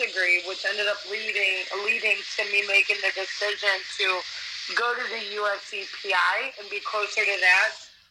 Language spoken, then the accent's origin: English; Ohio, United States; moved away as an adult; also born or lived in Cleveland, Ohio / Youngstown area, Ohio; now in Las Vegas, United States; I was born and raised in Ohio.